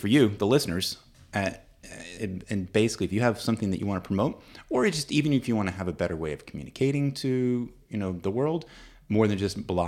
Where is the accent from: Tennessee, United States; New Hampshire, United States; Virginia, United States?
Virginia, United States; Williamsburg; See, I'm from Williamsburg.